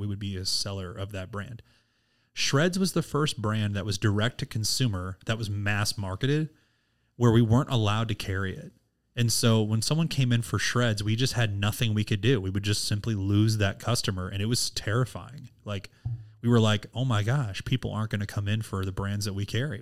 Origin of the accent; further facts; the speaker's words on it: Missouri, United States; I'm from Missouri. I've only lived in Missouri my whole entire